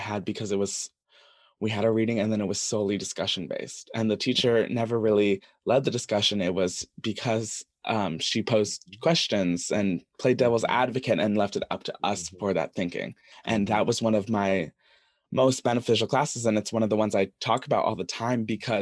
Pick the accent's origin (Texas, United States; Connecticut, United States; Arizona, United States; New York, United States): Connecticut, United States; Westport; I come from Westport, where there's a lot of people who are very similar to me.